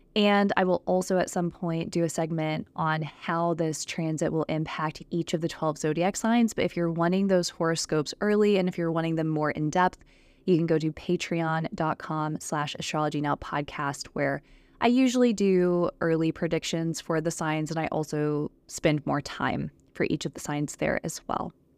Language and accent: English; Texas, United States; I'm from Texas. I've lived in Texas for several years